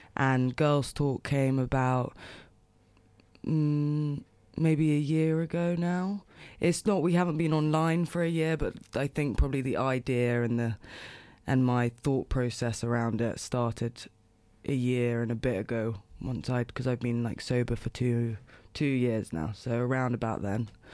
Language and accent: English; London, United Kingdom; moved away as an adult; also born or lived in Los Angeles, United States; now in New York, United States; Born and raised in London, in West London, and, I mean, up until probably two years ago, I've just always lived there